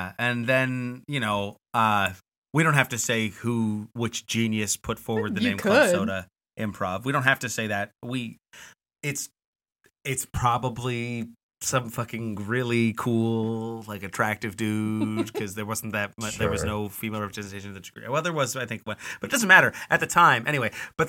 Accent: Canada; I mean, as a Canadian, I take that as an honorable homage to our society.

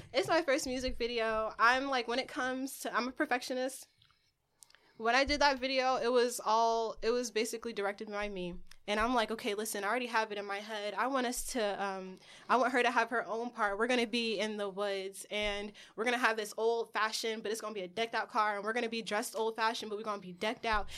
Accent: California, United States; also born or lived in Marietta, Georgia / Newark; I come from country, but I was raised in Cali

